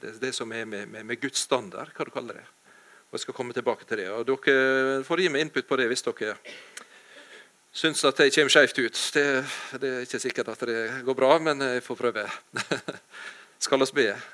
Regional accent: Ålesund, Møre og Romsdal, Norway; now in Jæren, Norway; jeg kommer fra Ålesund, Ellingsøya, men jeg har bodd i mange år på Jæren.

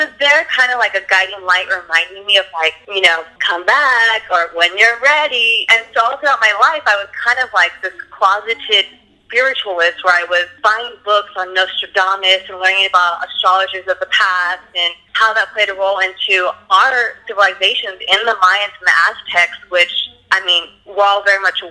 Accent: Los Angeles, California, United States; I'm born and raised in LA, and I am a Cali girl through and through.

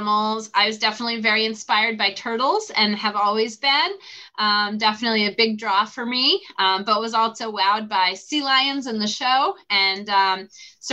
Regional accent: Massachusetts, United States; I grew up in Massachusetts

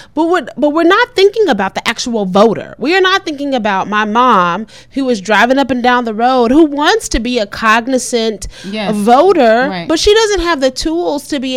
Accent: DeSoto, Texas, United States; in the city of DeSoto, my hometown

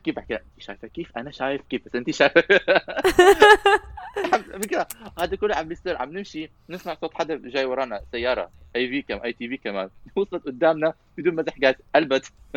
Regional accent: Syria; انا سوري

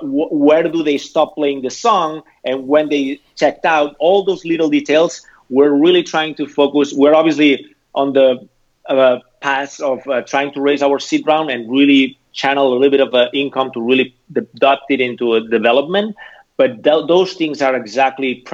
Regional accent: Barcelona, Catalonia, Spain; moved away as an adult; also born or lived in Amsterdam / San Francisco; now in Los Angeles, United States; I'm originally from Barcelona

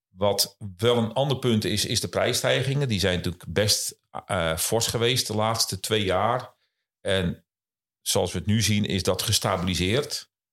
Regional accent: Kop van Noord-Holland, North Holland, Netherlands; Ik kom oorspronkelijk uit eh, de kop van Noord-Holland

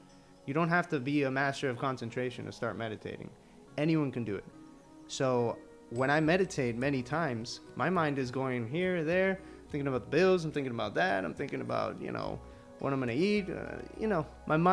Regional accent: Miami, Florida, United States; first language Spanish; English is a second language; also born or lived in Colombia; Most of the time I grew up in Miami, but I would be in Colombia every year, you know, like 4 months out of the year

